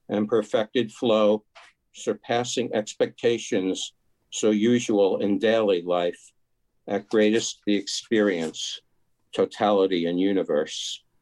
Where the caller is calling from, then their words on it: Tarrytown, New York, United States; New York.